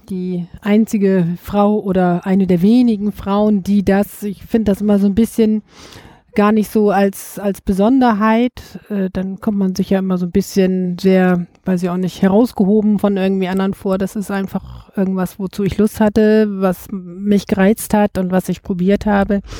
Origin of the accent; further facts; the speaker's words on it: Bremen, Germany; born there; Geboren in Bremen, Bremen-Nord